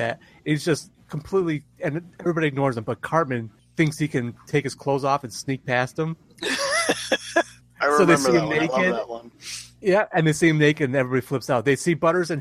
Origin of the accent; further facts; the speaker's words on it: United States; as Americans